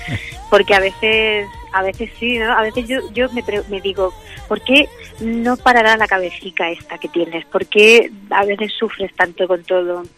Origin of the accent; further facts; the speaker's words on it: Albacete, Castilla-La Mancha, Spain; moved away as an adult; me fuera de Albacete a los 18 años, ¿no? Yo cada vez sueño más con mi infancia, mm. con mi tierra, con el pueblo donde me crié